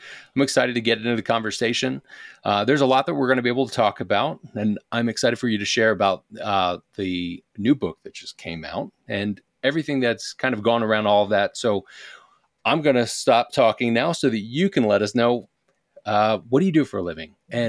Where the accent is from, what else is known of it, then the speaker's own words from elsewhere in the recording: Philadelphia, Pennsylvania, United States; I'm originally from Philadelphia. And I would blame the Northeast.